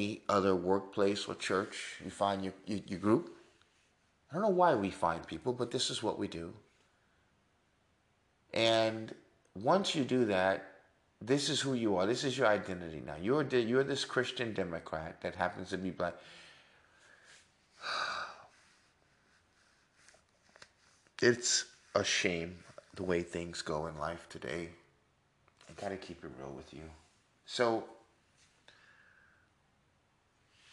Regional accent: New York City, New York, United States; I was born in Manhattan, New York, in Mount Sinai, Beth Israel, to be exact. I was educated in the North.

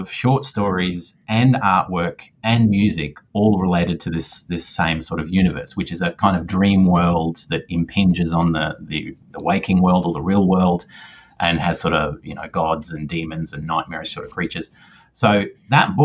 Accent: Australia; I am definitely Australian

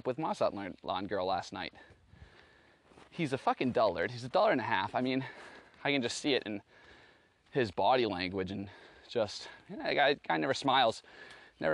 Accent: Boston, Massachusetts, United States; I was from Boston

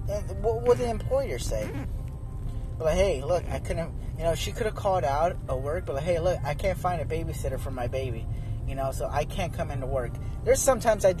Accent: Arizona, United States; I'm from Arizona

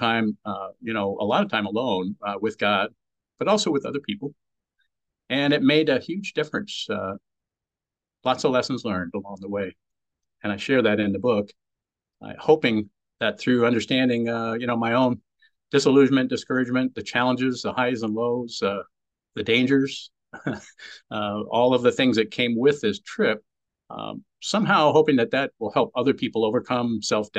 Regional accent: California, United States; I grew up in California

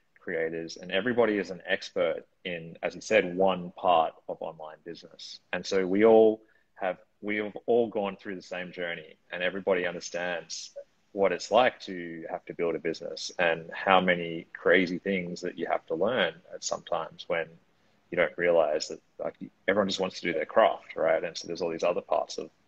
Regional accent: Australia; now in Lisbon, Portugal; I'm originally from Australia, but now I live citizen of the world, I guess you could call me. Currently in Lisbon, Portugal

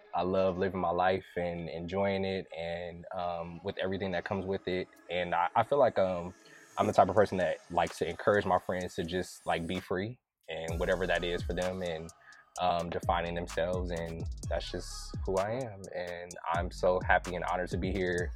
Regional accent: Inglewood, California, United States; I am originally from Inglewood, California. Uh, grew up right off of Fifth and Hardy, um, and I'm an LA native

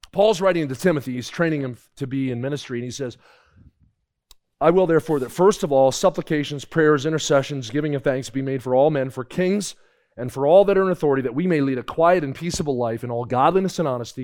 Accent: New Jersey, United States; I grew up in New Jersey

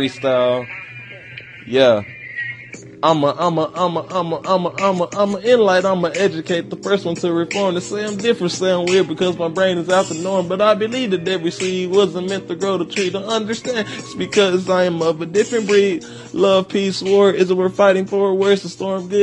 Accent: Dallas, Texas, United States; I'm from Dallas, Texas

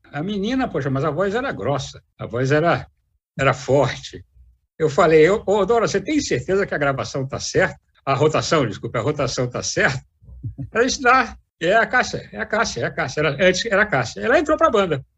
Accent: Rio de Janeiro, Brazil; moved away as an adult; now in Brasília, Brazil; Eu sou do Rio, eu sou arquiteto, mas desde garoto no Rio de Janeiro

